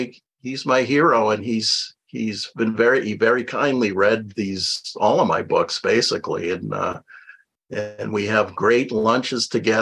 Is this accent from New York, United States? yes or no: no; Westborough, Massachusetts, United States; Hometown of Westboro, Massachusetts, which is known mostly as the birthplace of Eli Whitney